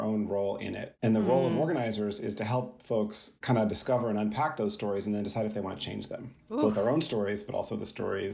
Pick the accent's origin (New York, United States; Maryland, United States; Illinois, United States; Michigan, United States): Maryland, United States; Columbia; moved away as an adult; also born or lived in San Francisco; I grew up on the East Coast in Columbia, Maryland, which was a planned community that was racially integrated.